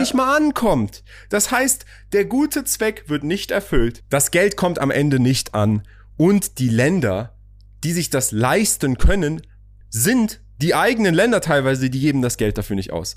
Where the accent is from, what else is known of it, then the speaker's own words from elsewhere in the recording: Germany; moved away as an adult; also born or lived in Iran; now in United Arab Emirates; ich bin Iraner, aber in Deutschland aufgewachsen, wohne jetzt hier da.